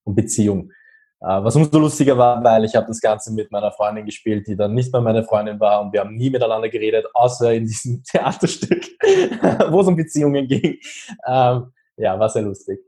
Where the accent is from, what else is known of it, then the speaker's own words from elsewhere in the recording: Austria; Ich bin 24 und komme aus Österreich.